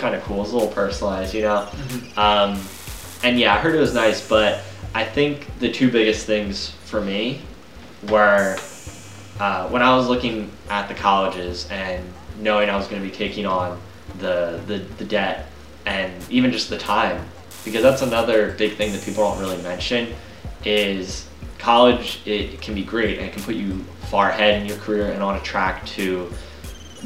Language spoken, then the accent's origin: English; Pennsylvania, United States; we're from Pennsylvania